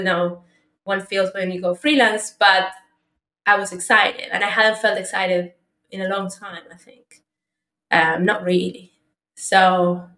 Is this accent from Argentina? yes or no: yes; Argentina; moved away; I'm originally from Argentina